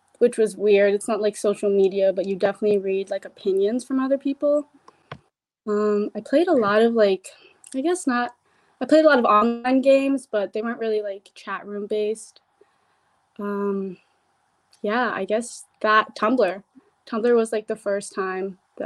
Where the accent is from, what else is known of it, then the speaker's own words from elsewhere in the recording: Virginia, United States; I'm an artist from Virginia